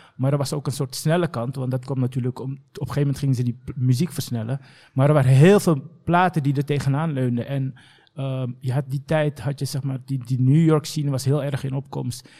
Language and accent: Dutch; Amsterdam, North Holland, Netherlands; also born or lived in The Hague; ik heb zeg maar een groot gedeelte van mijn jeugd doorgebracht in Bosselomer tot mijn negentiende, of achttiende eigenlijk.